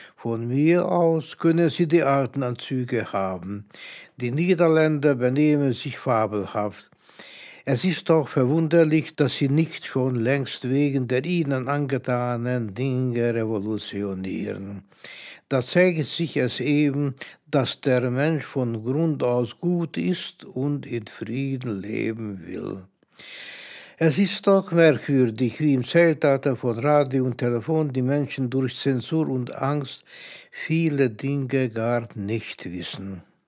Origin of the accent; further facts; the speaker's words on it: Budapest, Hungary; moved away as an adult; now in Germany; geboren 1923 in Budapest, nach Auschwitz verfrachtet 1944, nach Ungarn zurückgekehrt 1945, nach Deutschland emigriert 1956. Seitdem lebe ich hier mit meiner Familie